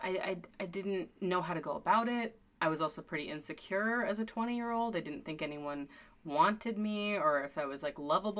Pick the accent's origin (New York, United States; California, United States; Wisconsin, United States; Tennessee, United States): Wisconsin, United States; also born or lived in Milwaukee; I'm from Wisconsin, but I've been living in Milwaukee for about 12 years now